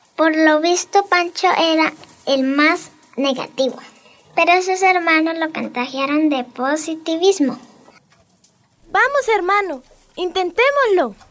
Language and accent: Spanish; Cincelada, Santander, Colombia; Soy del corregimiento de Cincelada. vivo en Anacal Bajo